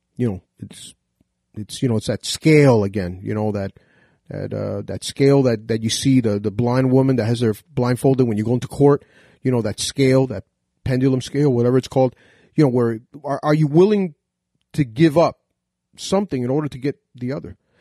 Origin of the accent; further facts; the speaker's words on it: United States; As an American myself, you know, 'cause if you cut my veins, I bleed red, white, and blue